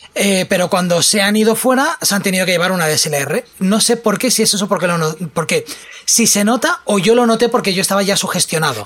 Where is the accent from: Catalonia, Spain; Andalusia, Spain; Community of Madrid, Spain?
Catalonia, Spain; a mí me encanta, como buen catalán